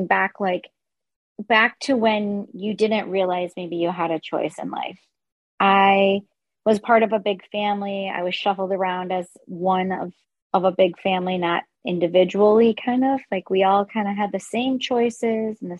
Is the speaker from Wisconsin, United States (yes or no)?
yes; southwest Wisconsin, United States; moved away as an adult; also born or lived in Dubuque, Iowa; I grew up in Wisconsin on the southwest corner there